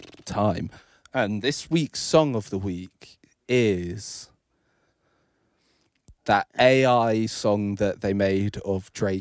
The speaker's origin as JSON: {"language": "English", "region": "England", "country": "United Kingdom", "said": "I'm English."}